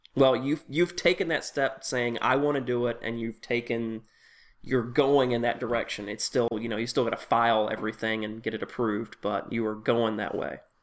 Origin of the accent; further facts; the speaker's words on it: Tennessee, United States; moved away; I grew up in Tennessee